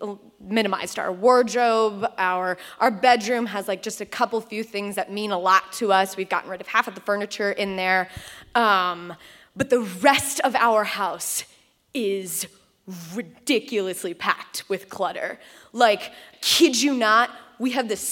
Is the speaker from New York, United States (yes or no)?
no; Columbus, Ohio, United States; Right here in Columbus.